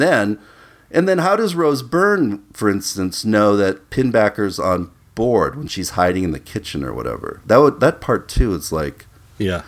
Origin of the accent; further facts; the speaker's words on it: Minnesota, United States; growing up in Minnesota